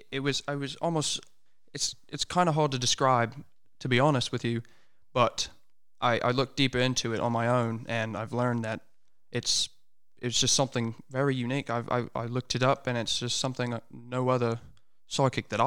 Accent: United States; I was you know born and raised in the United States. It's I, I've hopped around many states, but it's you know going to school and just growing up around American accents, it's it, it kind of rubs off on you, you know.

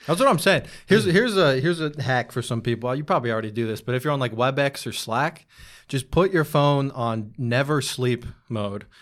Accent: Bay Area, outside San Francisco, California, United States; moved away as an adult; now in New York, United States; I grew up in the Bay Area, a small town outside of, uh, San Francisco

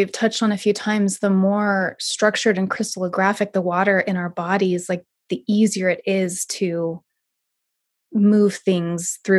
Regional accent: South Lake Tahoe, California, United States; also born or lived in Yuba River; I grew up in South Lake Tahoe

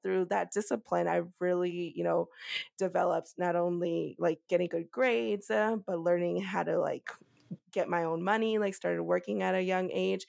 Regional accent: Fairfax, Virginia, United States; first language Spanish; English is a second language; also born or lived in Cochabamba, Bolivia; I grew up in Fairfax, Virginia

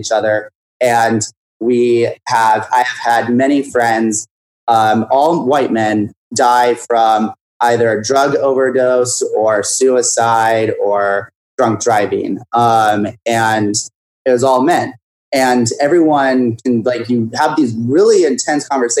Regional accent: Whitefish, Montana, United States; now in New York City, United States; I'm from Whitefish, Montana, which is a ski resort town, lake town, and then a half hour away from Glacier Park.

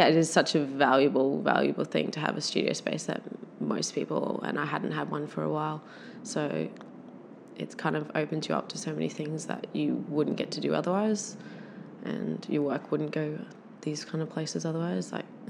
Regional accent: Catharaba, Australia; the clay is sourced from my parents' property where I grew up in Catharaba.

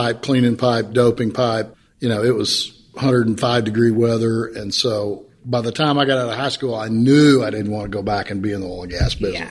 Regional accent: Midland, Texas, United States; I grew up in Midland, for the most part, a couple of trips around. But for the most part, lived in Midland, grew up there, had a great family life, and ended up going to Lee High School in Midland, Texas, and graduated.

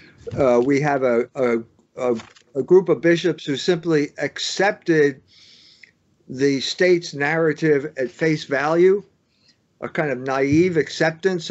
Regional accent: United States; We're American Catholics

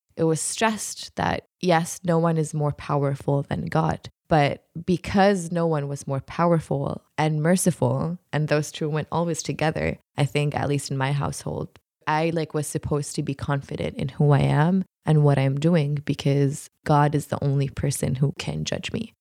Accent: Jordan; also born or lived in Utah; I was born and raised in Jordan

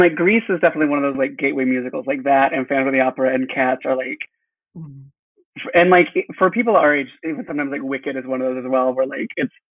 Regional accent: Texas, United States; I'm from a small town in Texas.

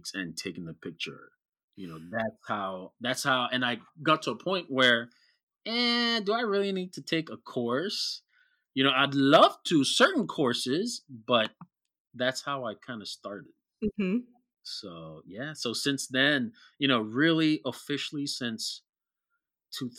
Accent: Kenya; growing up in Kenya with the West African mm-hmm. community

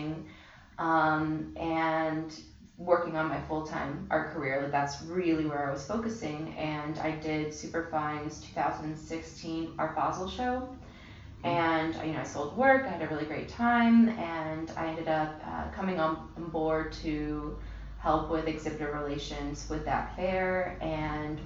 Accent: Miami, Florida, United States; moved away as an adult; also born or lived in Boston / Baltimore; now in New York, United States; I pretty much grew up in Miami since I was really young. I was born in Boston, but, you know, moved to when I was about 5. So Miami is my home

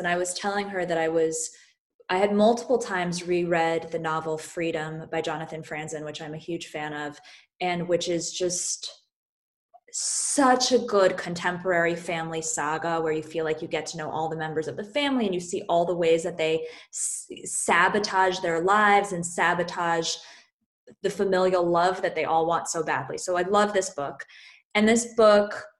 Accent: Great Neck, New York, United States; growing up in Great Neck

